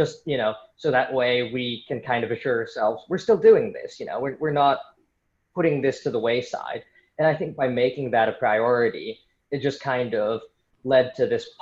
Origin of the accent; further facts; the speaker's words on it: San Francisco, California, United States; moved away as an adult; also born or lived in New York City; I'm from San Francisco originally